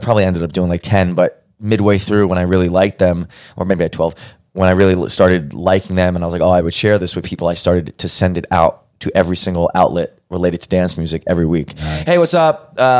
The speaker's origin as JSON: {"language": "English", "town": "New York City", "region": "New York", "country": "United States", "tie": "born or raised there", "also_born_or_lived": "Arizona", "moved": "as an adult", "lives_now": "Los Angeles, United States", "said": "Well, I'm from Brooklyn, New York. I've born and raised in Brooklyn. That's my big part of who I am. It's part of my identity, my shtick."}